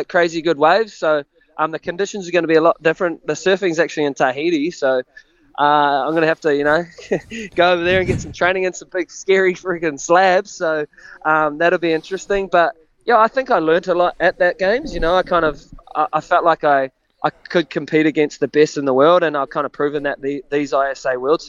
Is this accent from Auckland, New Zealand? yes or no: no; Raglan, Waikato, New Zealand; I'm coming from Raglan